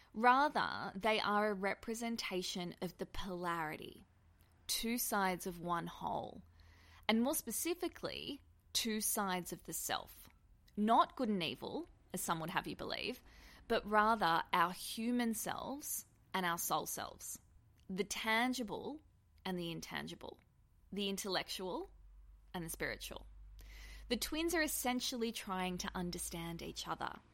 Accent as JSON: {"language": "English", "country": "Australia", "said": "being an Australian"}